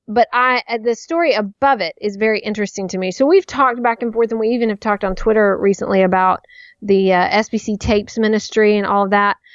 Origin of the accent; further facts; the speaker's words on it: Nashville, Tennessee, United States; someone I knew from childhood growing up, you know, just growing up in Nashville